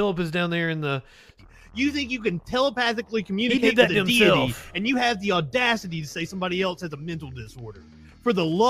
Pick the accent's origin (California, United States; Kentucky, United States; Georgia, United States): Kentucky, United States; I'm from Kentucky